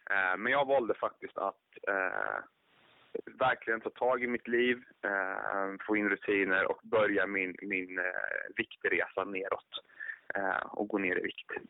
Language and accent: Swedish; Jönköping, Jönköping County, Sweden; now in Stockholm, Sweden; jag är född och uppvuxen i Jönköping, men till vardags nu så eh, lever jag i Stockholm